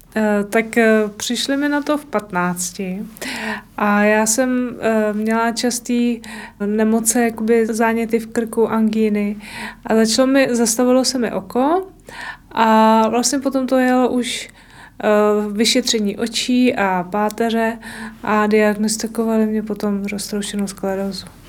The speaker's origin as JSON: {"language": "Czech", "town": "Týniště nad Orlicí", "region": "Hradec Králové Region", "country": "Czechia", "said": "jsem z Týniště na Torlicí"}